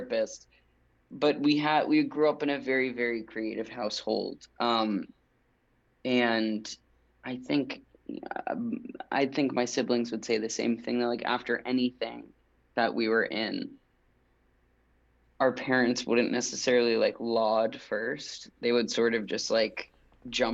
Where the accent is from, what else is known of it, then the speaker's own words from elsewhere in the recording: Westchester County, New York, United States; I grew up in Westchester County